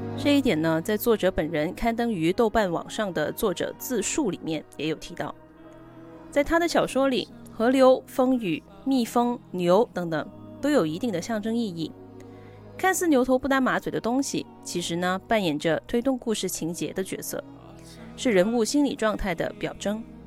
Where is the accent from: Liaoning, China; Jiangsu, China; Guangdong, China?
Guangdong, China; moved away as an adult; also born or lived in New York State, United States / Edinburgh, United Kingdom; 我自己的家乡，虽说四季常青，但是呢，气候其实并不宜人